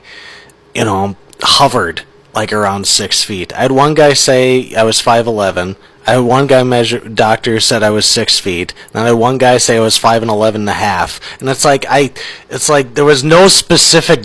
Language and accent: English; Minnesota, United States; as a Minnesotan